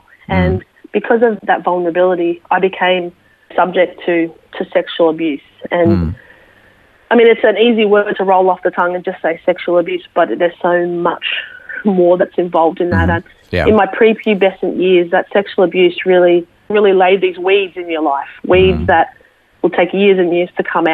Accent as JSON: {"language": "English", "town": "Sydney", "region": "New South Wales", "country": "Australia", "tie": "born or raised there", "also_born_or_lived": "Brisbane", "moved": "as an adult", "said": "I was born in Sydney, and that's where I grew up"}